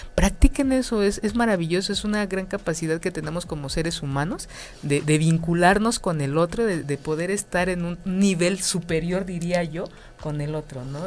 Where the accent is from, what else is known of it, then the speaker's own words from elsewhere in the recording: Mexico; como mexicanos